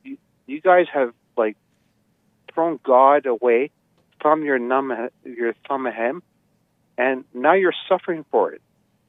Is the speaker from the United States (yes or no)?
no; Canada; I'm Canadian